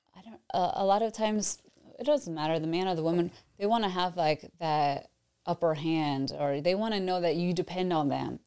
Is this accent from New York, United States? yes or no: yes; New York, United States; now in Tampa, United States; I'm from New York, but I have, have lived in Tampa for the past twenty years